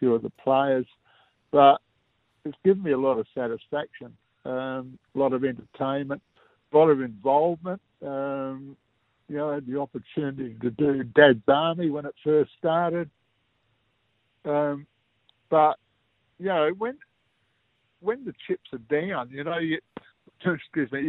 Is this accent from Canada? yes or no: no; Adelaide, South Australia, Australia; I grew up around in Sydenham Road, and you know, we used to play on the big lawn there